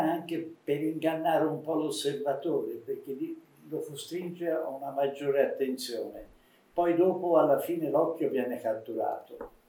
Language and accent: Italian; Tuscany, Italy; essendo toscano mi sento un po' etrusco